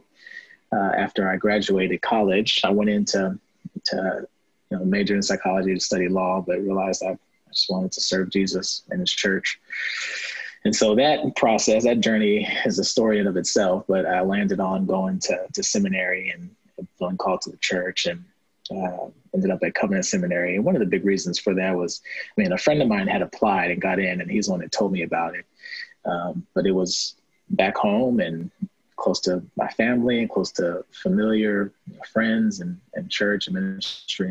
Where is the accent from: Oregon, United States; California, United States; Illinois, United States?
Illinois, United States; O'Fallon; I was raised in O'Fallon, Illinois, or about 20 minutes from downtown St. Louis